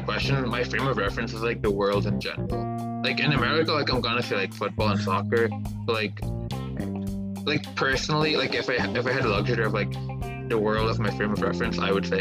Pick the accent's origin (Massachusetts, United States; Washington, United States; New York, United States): Massachusetts, United States; Boston; I'm from Boston.